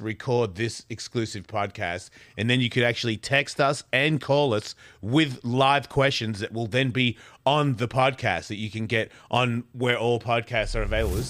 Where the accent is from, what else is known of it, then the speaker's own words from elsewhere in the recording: United States; Well, I'm pretty American, so I said vacation.